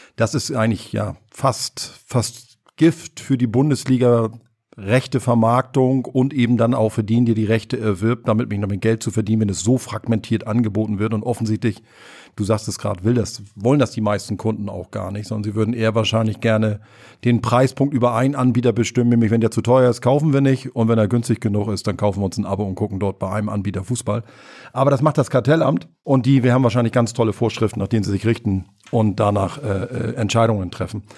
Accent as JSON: {"language": "German", "country": "Germany", "said": "bei uns in Deutschland"}